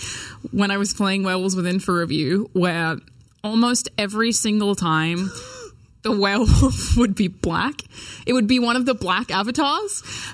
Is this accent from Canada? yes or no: no; Australia; moved away as an adult; now in United States; being an Australian living in the US